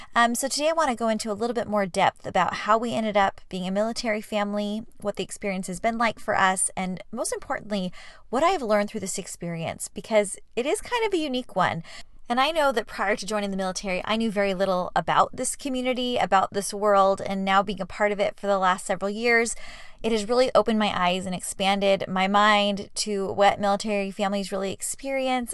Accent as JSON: {"language": "English", "town": "San Diego", "region": "California", "country": "United States", "also_born_or_lived": "Michigan", "moved": "as an adult", "said": "we're both from San Diego, my husband"}